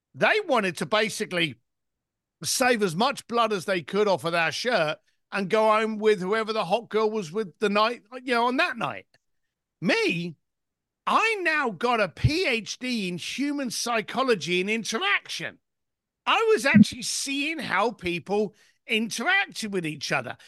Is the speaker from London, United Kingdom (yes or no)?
yes; London, United Kingdom; I was born in East London, son of a bricklaying family, and basically left school at the age of fifteen